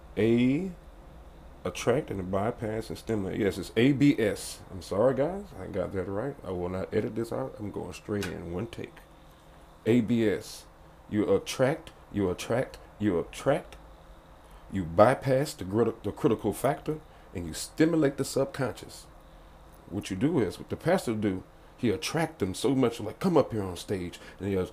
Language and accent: English; the South, United States; I'm from the South, and I was raised Baptist